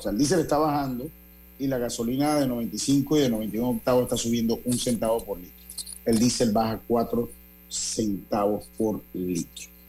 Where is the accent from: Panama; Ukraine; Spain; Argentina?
Panama